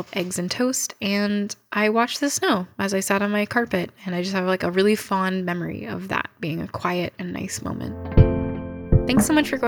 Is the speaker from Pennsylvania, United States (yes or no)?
no; Northern California, United States; moved away as an adult; now in New York, United States; I grew up in Northern California